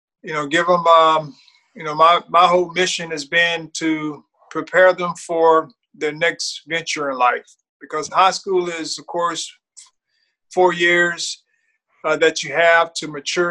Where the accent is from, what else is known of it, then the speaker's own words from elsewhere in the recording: Thomasville, Georgia, United States; now in Tallahassee, United States; Well, I'm originally from Thomasville, Georgia, which is about 30, 45 minutes, depending upon how fast you drive, from Tallahassee, due north.